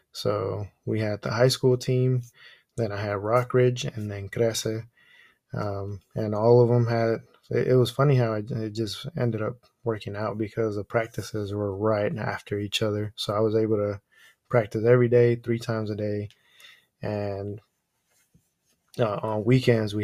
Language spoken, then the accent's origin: English; Oakland, California, United States; first language Spanish; English is a second language; And I was born here in Oakland, California, and I've been here ever since.